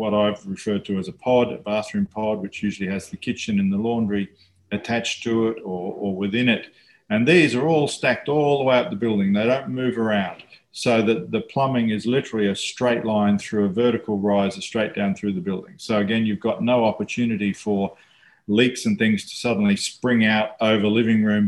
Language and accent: English; New Zealand; now in Australia; when I was growing up in New Zealand